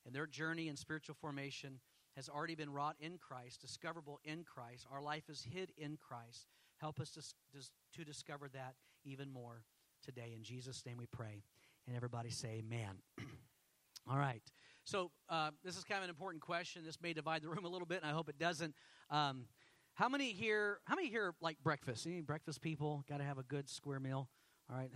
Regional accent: Houston, Texas, United States; I grew up in Houston.

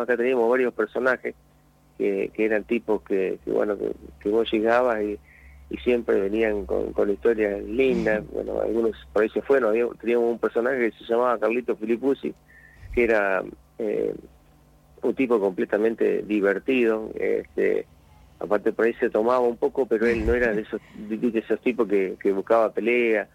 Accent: La Colina, Buenos Aires Province, Argentina; allá en mi pueblo Colina

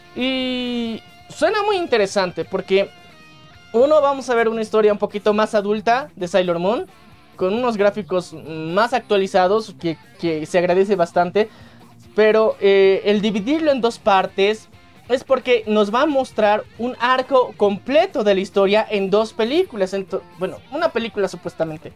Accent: Bolivia; en nuestro país, que somos de Bolivia

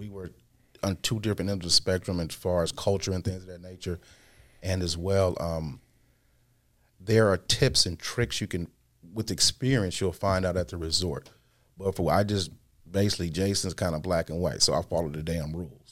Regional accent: Midwest, United States; I'm from the Midwest

